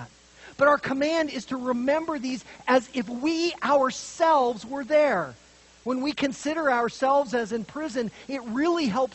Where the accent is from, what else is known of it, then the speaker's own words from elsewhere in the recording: Montana, United States; also born or lived in Idaho; When I grew up in Montana and Idaho, drunken driving was the norm